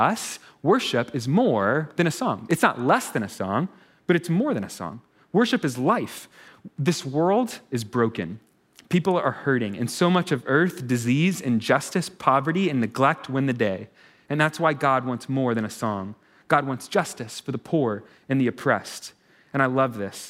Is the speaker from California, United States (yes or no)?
no; Texas, United States; I'm from Texas. Turns out we have trail riding in Texas, right?